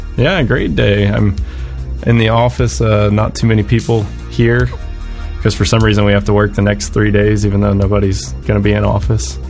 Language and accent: English; Pensacola, Florida, United States; I grew up in a town called Pensacola, Florida